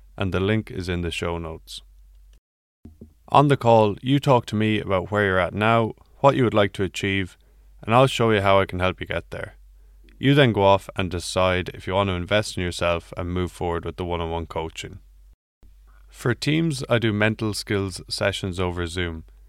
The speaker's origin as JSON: {"language": "English", "country": "Ireland", "said": "I'm Irish"}